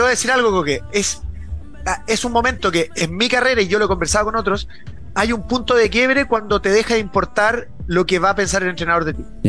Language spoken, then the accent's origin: Spanish; Chile; nosotros somos muy parecidos a los argentinos